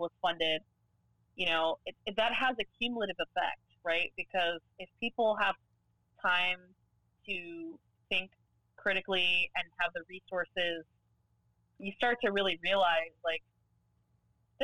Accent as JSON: {"language": "English", "region": "Florida", "country": "United States", "tie": "born or raised there", "said": "I was born and raised in Florida."}